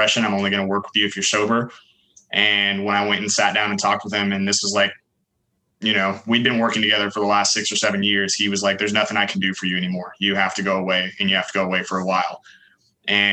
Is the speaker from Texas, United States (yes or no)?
yes; Dallas, Texas, United States; I was born and raised in the Dallas, Texas area, kind of in the northern towns, Carrollton, Denton, Louisville, Flower Mound